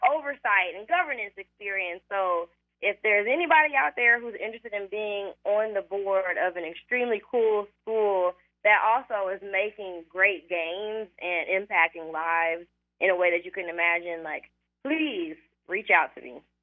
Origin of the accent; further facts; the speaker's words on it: United States; we're American